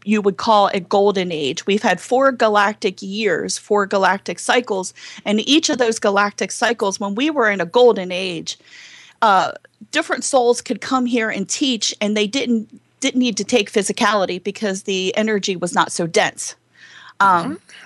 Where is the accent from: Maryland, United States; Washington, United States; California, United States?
Maryland, United States; Baltimore; accent: Southern; Baltimore; I grew up in Baltimore, Maryland.